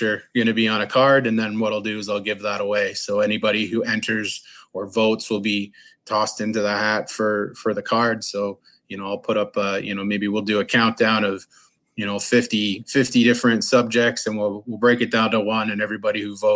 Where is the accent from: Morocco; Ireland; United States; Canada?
Canada; being a Canadian